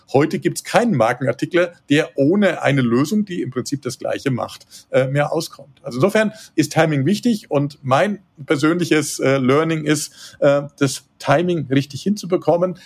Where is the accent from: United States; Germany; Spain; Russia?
Germany; Würzburg, Bavaria; moved away as an adult; also born or lived in Munich; now in Tegernsee, Germany; bin gebürtiger Würzburger, ich bin äh, auch aufgewachsen da in der Gegend